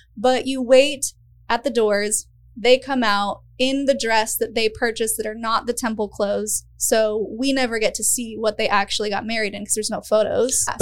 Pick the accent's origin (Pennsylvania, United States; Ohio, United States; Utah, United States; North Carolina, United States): Utah, United States; moved away; I grew up in Utah, which is its own beast of a thing